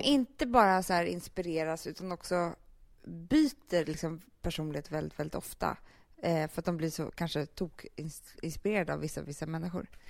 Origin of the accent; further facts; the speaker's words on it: Sweden; also born or lived in Rio de Janeiro, Brazil; vi svenskar